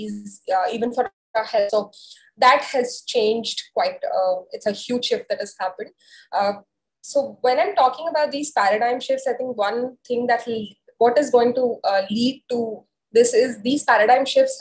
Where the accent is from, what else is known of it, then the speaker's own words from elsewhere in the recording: India; as Indian culture